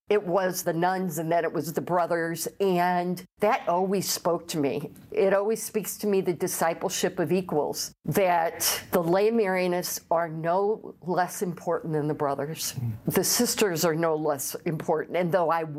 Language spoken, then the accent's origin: English; St. Louis, Missouri, United States; I am from St. Louis, Missouri, lifelong, born and raised